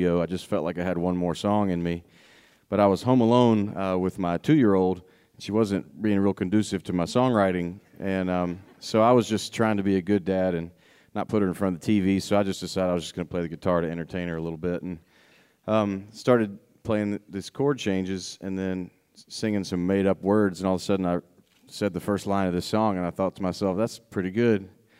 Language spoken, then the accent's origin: English; Tennessee, United States; I'm from Tennessee